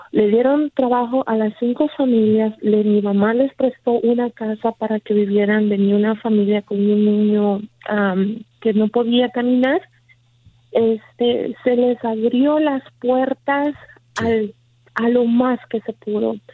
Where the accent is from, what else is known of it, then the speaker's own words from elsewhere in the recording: El Salvador; en mi caso, yo soy salvadoreña y ah, recuerdo que de pequeña